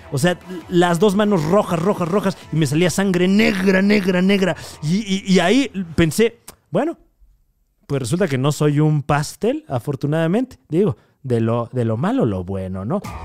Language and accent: Spanish; Mexico